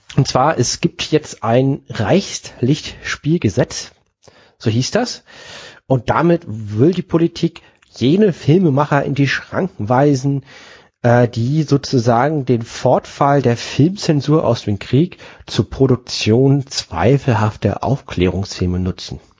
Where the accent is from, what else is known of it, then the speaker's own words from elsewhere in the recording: Berlin, Germany; also born or lived in Düsseldorf; ich komme ja aus Berlin und ich habe drei Jahre in Düsseldorf gewohnt